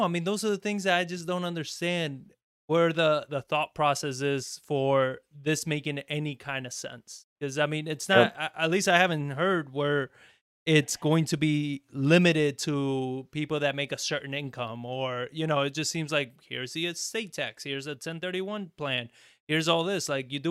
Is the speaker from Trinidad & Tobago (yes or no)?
no; Argentina; also born or lived in Spain; it's just terrible because I came from Argentina. I lived in Spain for about 4 years.